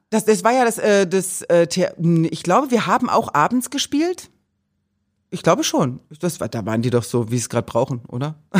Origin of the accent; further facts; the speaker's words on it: Meiningen, Thuringia, Germany; moved away; in Meiningen, also in Thüringen, wo ich aufgewachsen bin